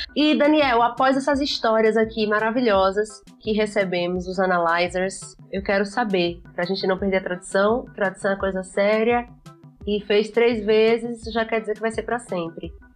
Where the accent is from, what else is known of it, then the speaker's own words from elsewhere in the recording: Sergipe, Brazil; eu sou sergipana